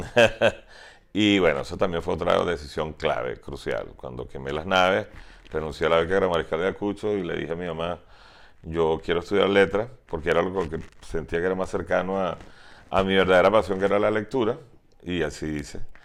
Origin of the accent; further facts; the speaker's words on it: Venezuela; also born or lived in Tennessee, United States; los pocos venezolanos que estábamos